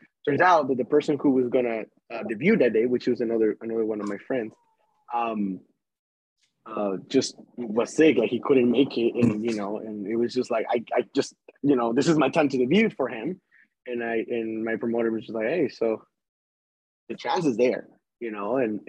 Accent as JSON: {"language": "English", "town": "Las Vegas", "region": "Nevada", "country": "United States", "said": "It's going to be … because I'm from Las Vegas, as I said."}